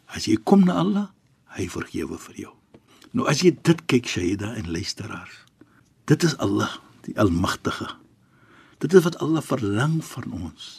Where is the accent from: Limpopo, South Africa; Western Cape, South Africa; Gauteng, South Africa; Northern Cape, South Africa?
Western Cape, South Africa; Cape Town; ek as 'n Kaapenaar